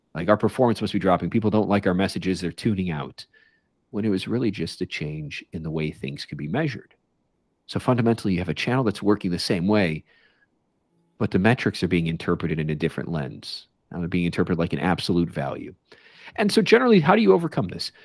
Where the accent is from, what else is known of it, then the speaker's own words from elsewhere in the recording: Chicago, Illinois, United States; I grew up in Chicago